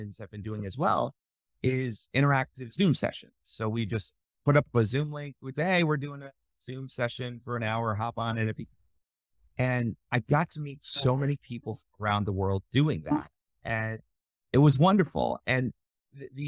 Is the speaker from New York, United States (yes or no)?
yes; Northern New York, United States; moved away as an adult; also born or lived in Western Massachusetts; now in Dubai, United Arab Emirates; I grew up in Northern New York.